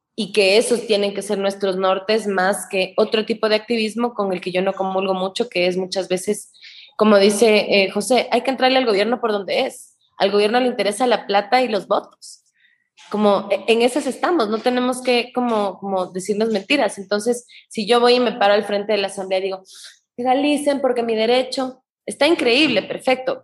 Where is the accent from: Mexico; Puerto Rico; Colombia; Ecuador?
Ecuador; todos los problemas que sufrimos de salud como ecuatorianos